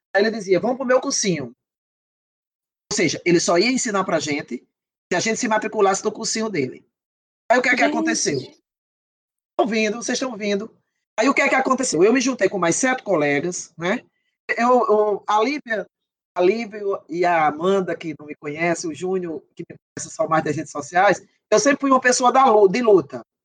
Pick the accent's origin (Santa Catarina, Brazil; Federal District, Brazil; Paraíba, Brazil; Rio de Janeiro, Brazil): Paraíba, Brazil; Patos; moved away as an adult; eu vinha do interior da Paraíba, né? Eu não sou da capital, João Pessoa